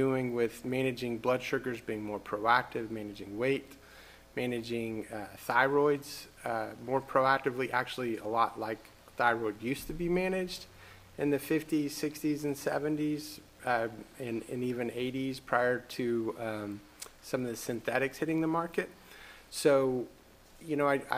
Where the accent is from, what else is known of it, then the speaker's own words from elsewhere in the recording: Norman, Oklahoma, United States; also born or lived in Boston, Massachusetts; I grew up here in Norman, Oklahoma